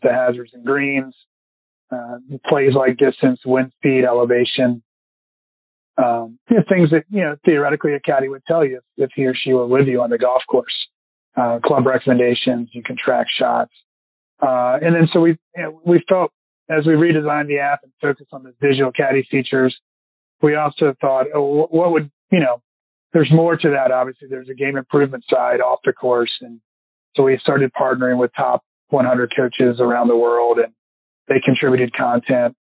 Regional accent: Richmond, Virginia, United States; I've got a lot of buddies growing up in Richmond

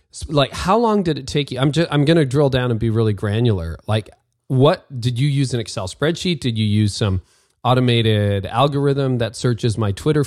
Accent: Canada; I'm Canadian

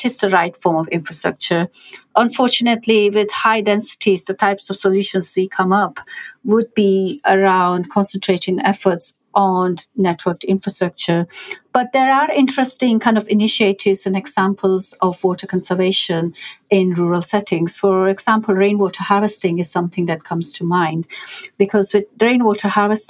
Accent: India; moved away; I grew up in India

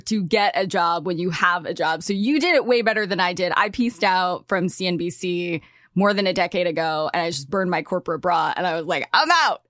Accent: California, United States; I grew up in California.

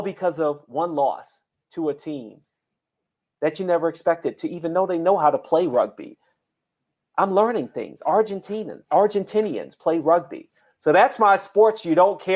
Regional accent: Washington, United States; I'm from Washington

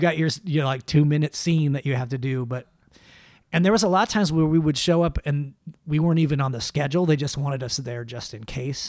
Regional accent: Los Angeles, California, United States; moved away as an adult; also born or lived in Idaho; now in Utah, United States; I grew up here in, in, uh, in L

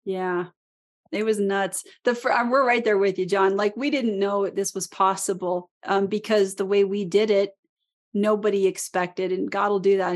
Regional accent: Alaska, United States; I was born and raised in Alaska

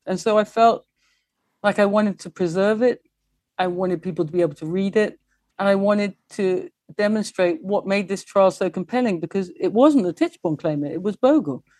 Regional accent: England, United Kingdom; I am English and I love England.

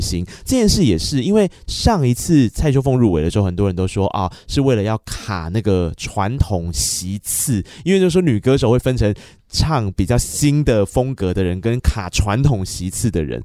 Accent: Tainan, Taiwan; 他是我们台南人啊

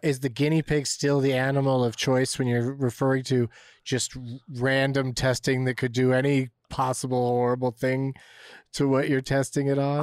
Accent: San Diego, California, United States; growing up in San Diego was pretty wild in that sense that I pretty regularly visited the beach, the mountains, and Tijuana

